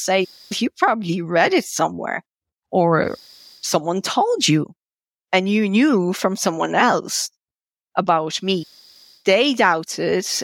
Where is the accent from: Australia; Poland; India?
Poland; first language Polish; English is a second language; moved away as an adult; also born or lived in Georgia; now in Ireland